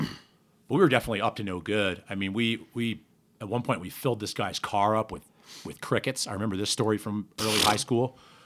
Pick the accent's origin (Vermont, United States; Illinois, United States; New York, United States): Vermont, United States; Burlington; born there; Born in Burlington, Vermont. At the UVM Medical Center.